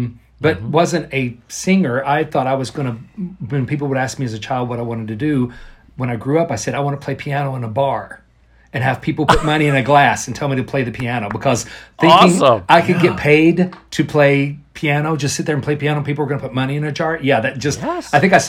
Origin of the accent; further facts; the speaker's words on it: outside of Nashville, Middle Tennessee, United States; moved away as an adult; also born or lived in Central Florida; I'm from Middle Tennessee outside of Nashville is where I was born. And raised Middle West Tennessee